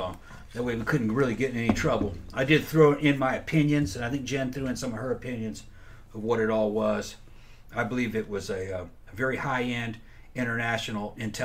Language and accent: English; Brazil; Growing up in Brazil, it seeped into me.